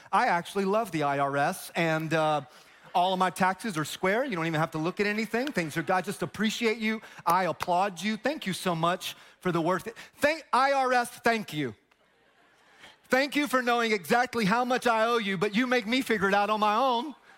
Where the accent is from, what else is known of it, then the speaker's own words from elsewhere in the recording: Tampa, Florida, United States; I grew up in Tampa